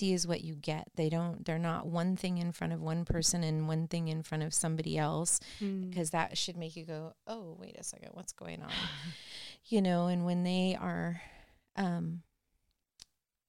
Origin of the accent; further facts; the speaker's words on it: Norwalk, California, United States; I grew up in Norwalk